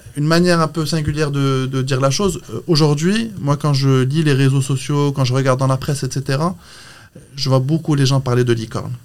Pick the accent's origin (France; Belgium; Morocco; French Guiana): Morocco; moved away as an adult; je suis marocain, je suis très fier de l'être. Ça fait 15 ans que je suis parti